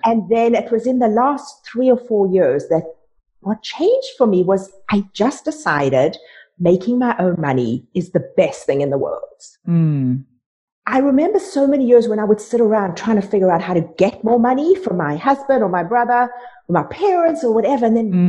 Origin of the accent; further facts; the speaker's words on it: South Africa; moved away as an adult; now in Canada; I was raised in South Africa